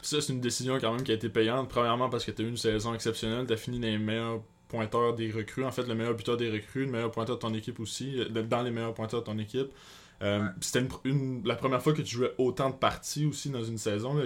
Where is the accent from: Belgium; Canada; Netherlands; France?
Canada; Quebec; je viens du Québec